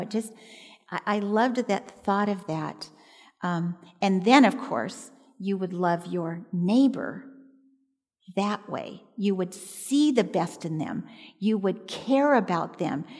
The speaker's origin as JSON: {"language": "English", "region": "Southern California", "country": "United States", "tie": "born or raised there", "said": "I was born and raised in Southern California"}